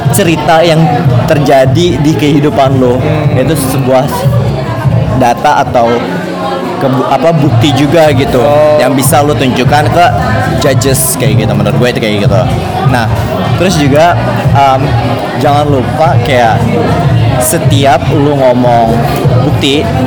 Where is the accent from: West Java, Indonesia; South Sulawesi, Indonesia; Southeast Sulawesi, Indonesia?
West Java, Indonesia; Bekasi; gue tinggal sih asli uh, dari kecil di Bekasi.